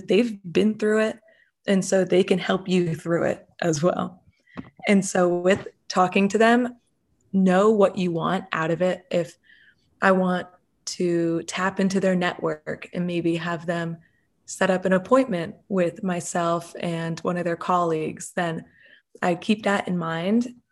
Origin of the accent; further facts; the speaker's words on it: Delaware, United States; also born or lived in Massachusetts; I'm from Delaware, and I came to Drexel to study entrepreneurship